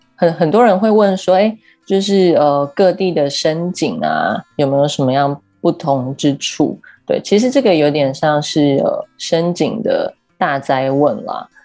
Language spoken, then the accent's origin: Chinese; Keelung, Taiwan; moved away as an adult; also born or lived in Taipei; 基隆是我生长的地方嘛，我， 我一直到十八岁才离开基隆，然后搬到台北